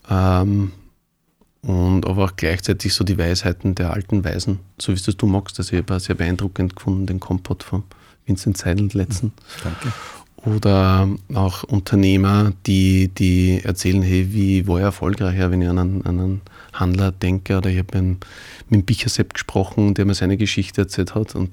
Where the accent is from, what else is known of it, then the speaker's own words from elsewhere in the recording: Lower Austria, Austria; also mit denen ich aufgewachsen bin in der Schule, mhm. ähm, die irgendwas ganz besonders gut können und aus der buckligen Welt sind